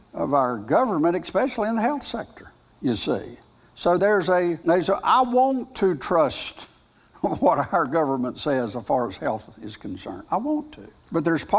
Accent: United States; I am an American. I'm proud of being an American

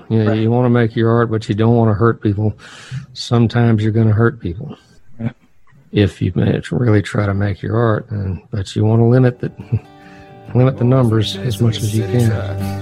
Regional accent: Northern Virginia, United States; I grew up in Northern Virginia

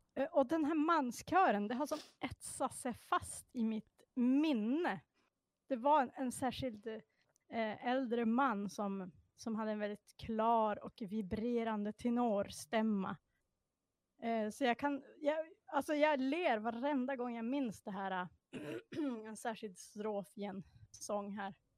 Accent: Sorsele, Västerbotten County, Sweden; jag är ju då från Sorsele

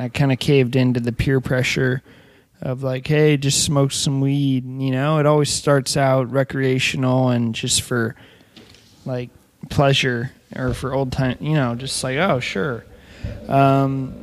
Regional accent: Ojai, California, United States; also born or lived in Paraguay / Ventura, California; I'm originally from Ojai, California

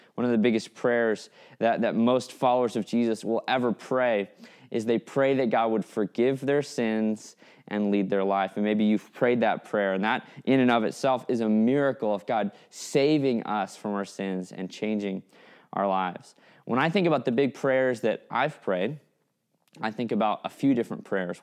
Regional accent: Fairbanks, Alaska, United States; I grew up in Fairbanks, Alaska, which is hundreds of miles from the nearest shore

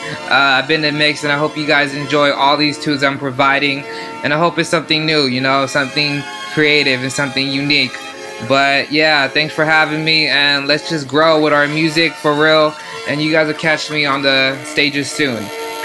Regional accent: San Francisco, California, United States; moved away as an adult; now in Melbourne, Australia; I'm from San Francisco, California. Currently here, staying here in Melbourne for a couple years to expand my music.

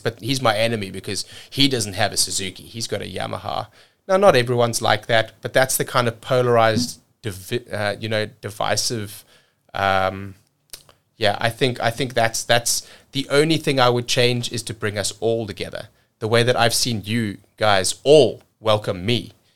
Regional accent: South Africa; moved away as an adult; also born or lived in cruise ships; now in United States; growing up in South Africa

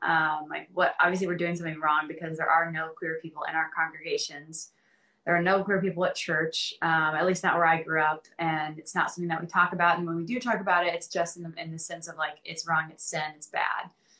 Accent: the South, United States; Well, I think growing up in the South, like I was kind of bombarded by this idea that being gay or queer

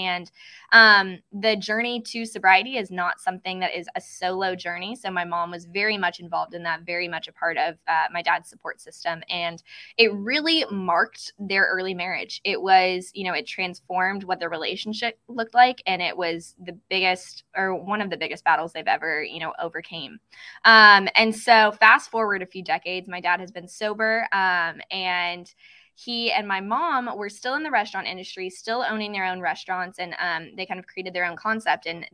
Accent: Lexington, Kentucky, United States; my hometown of Lexington, Kentucky

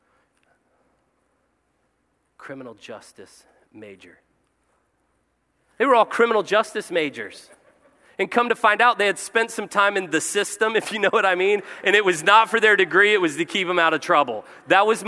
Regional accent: Cincinnati, Ohio, United States; I was born in Our Lady of Mercy, Cincinnati, Ohio

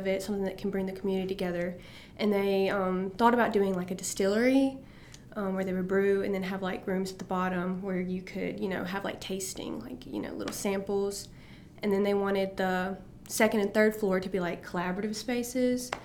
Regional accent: Tupelo, Mississippi, United States; I'm from Tupelo, Mississippi

